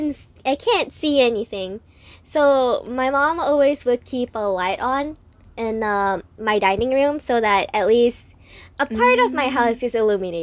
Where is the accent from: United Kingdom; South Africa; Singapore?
Singapore; I'm from Singapore. I'm local.